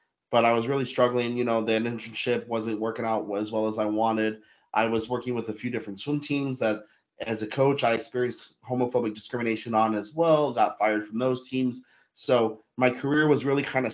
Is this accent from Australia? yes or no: no; Denver, Colorado, United States; moved away as an adult; now in Germany; I grew up in Denver, Colorado, and I love Denver, Colorado, but I spent my whole life living there.